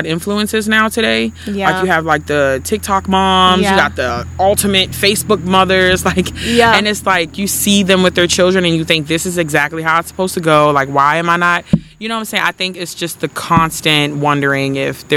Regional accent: Lexington Park, Maryland, United States; I'm from Lexington Park, Maryland. Lived here all my life.

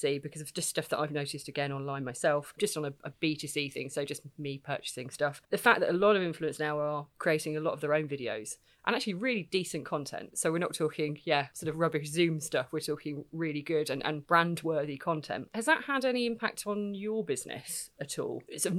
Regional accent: South East England, United Kingdom; It's sort of very, very Kent. But that's because I'm from Kent

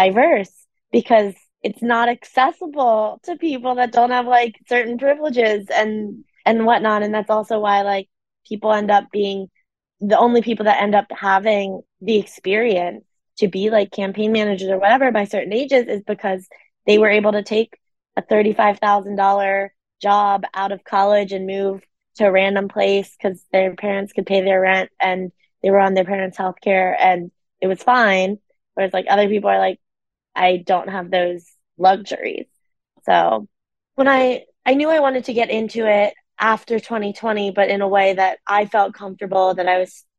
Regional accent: Pennsylvania, United States; I'm from the East Coast. I grew up in Pennsylvania

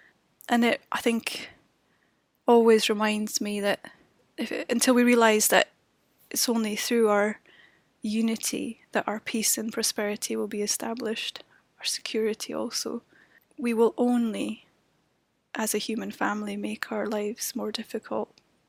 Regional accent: Edinburgh, Scotland, United Kingdom; as a Brit, especially someone who did no longer had a mandate, I felt, to be writing speeches for European citizens in that way, I decided I'll come home to take part in a process of integration, of construction of what's coming next. And I ended up coming home to Edinburgh

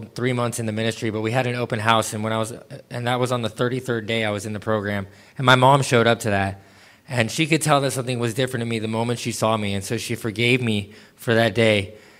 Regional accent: Cape Town, Western Cape, South Africa; also born or lived in Los Angeles; Like he said, I'm 34 years old, and I was born in Los Angeles, California, and raised in Cape Town, South Africa. I moved around a lot growing up

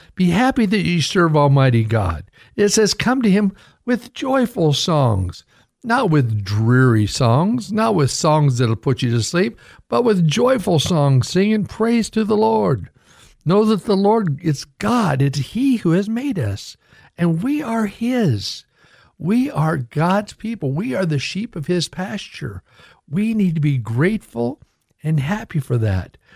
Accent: United States; I was born in America

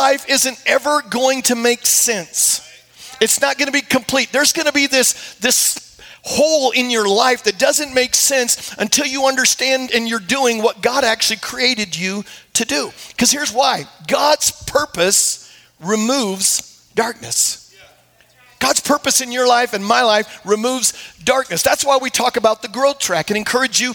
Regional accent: Iowa, United States; moved away; I grew up in Iowa

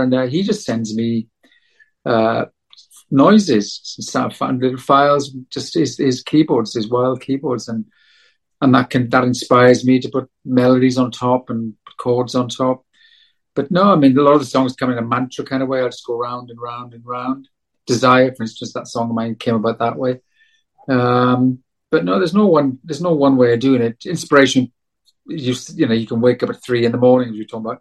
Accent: South Wales, United Kingdom; moved away; my home country of South Wales

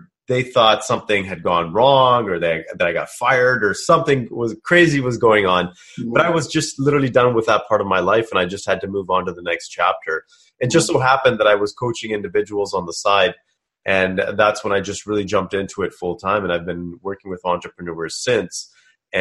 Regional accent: Kelowna, British Columbia, Canada; I'm from British Columbia myself. I grew up in a small town called Kelowna

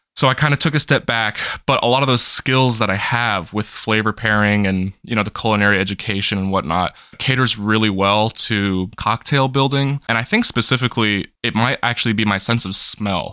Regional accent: North Carolina, United States; also born or lived in Fairfax, Virginia / Boston; I spent most of my life in North Carolina. Uh, I was born in Fairfax, Virginia, which is just on the outskirts of Washington, D C, spent the first bit of my life there, but I, I think I was eight years old when I moved to North Carolina.

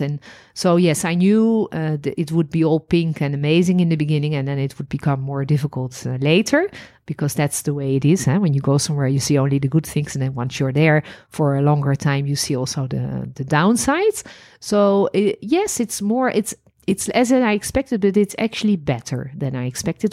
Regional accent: Netherlands; moved away as an adult; also born or lived in Paris, France; now in Israel; I was born in Holland

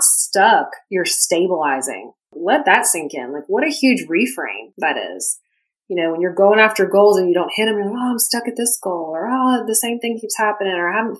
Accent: the South, United States; I'm from the South, I grew up in a family that hunts

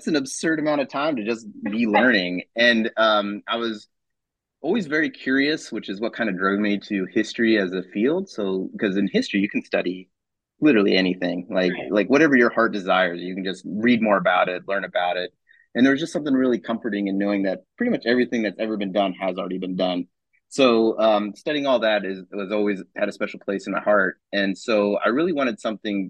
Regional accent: Clay Center, Kansas, United States; also born or lived in Hays, Kansas; I grew up in Clay Center, Kansas, which is out east by Manhattan.

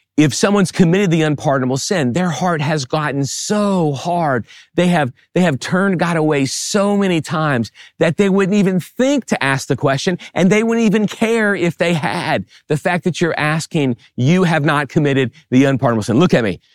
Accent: New Orleans, Louisiana, United States; I grew up in the New Orleans area

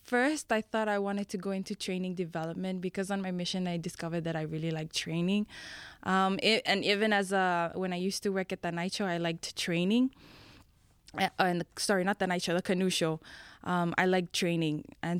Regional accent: Fiji; moved away; I am from the beautiful islands of Fiji. I'm half Tongan.

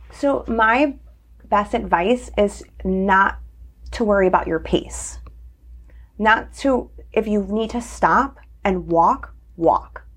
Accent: Naugatuck, Connecticut, United States; I grew up in Naugatuck

